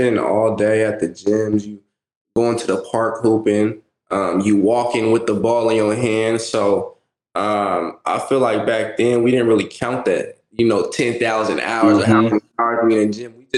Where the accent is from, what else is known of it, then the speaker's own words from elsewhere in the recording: Bay Area, Central Valley, California, United States; I'm originally from the Bay Area, and then transplanted into the Central Valley, you know. So parents moved me out to go to school